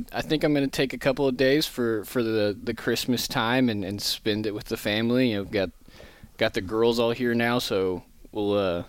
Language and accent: English; Kansas City, Missouri, United States; So I was born and raised in Kansas City, Missouri, on the Missouri side of state line.